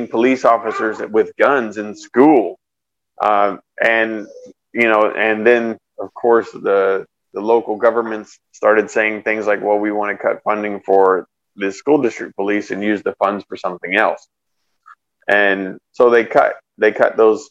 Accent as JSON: {"language": "English", "town": "Austin", "region": "Texas", "country": "United States", "tie": "born or raised there", "also_born_or_lived": "San Antonio, Texas / California", "moved": "yes", "said": "I grew up mostly around Austin"}